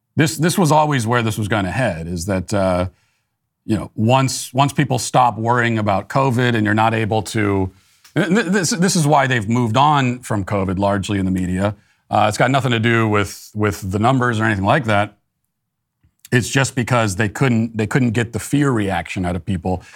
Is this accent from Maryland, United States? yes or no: yes; Maryland, United States; I was a native Marylander, 'cause I was born in Maryland